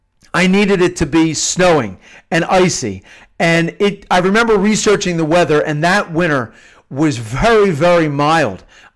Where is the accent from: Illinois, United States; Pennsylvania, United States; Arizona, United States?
Pennsylvania, United States; I wrote a novel about high school seniors growing up in the Philadelphia suburbs where I grew up and their experiences.